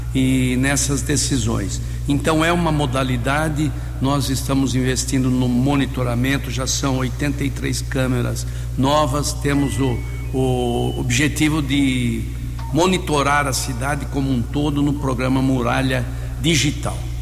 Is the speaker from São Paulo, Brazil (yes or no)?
yes; Americana, São Paulo, Brazil; amo essa cidade onde nasci, constituí família, filho, netos